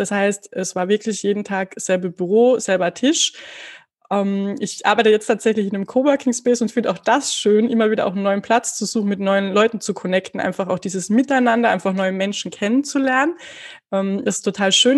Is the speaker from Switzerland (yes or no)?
no; Carinthia, Austria; accent: Carinthian; ich komme aus Österreich. Das werdet ihr wahrscheinlich unschwer dann auch an meinem Dialekt zwischendrin mal erkennen